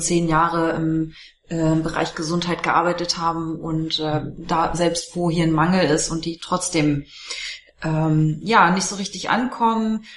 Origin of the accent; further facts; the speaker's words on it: Germany; selbst als Deutsche